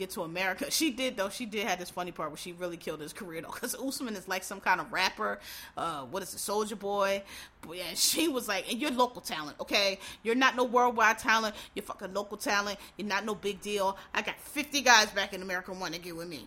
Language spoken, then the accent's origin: English; Philadelphia, Pennsylvania, United States; I'm from Philadelphia, Pennsylvania.